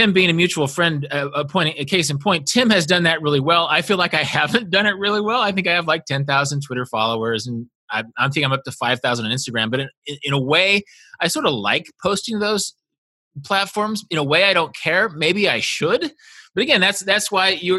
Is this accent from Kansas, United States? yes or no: yes; Kansas, United States; moved away as an adult; also born or lived in Korea / Kazakhstan; I was a kid from Kansas living in Korea